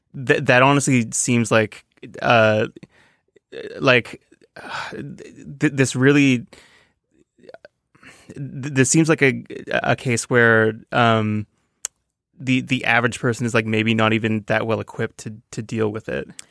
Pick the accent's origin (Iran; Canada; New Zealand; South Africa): Canada; Toronto, Ontario; moved away; I'm from Toronto, a, a very big town.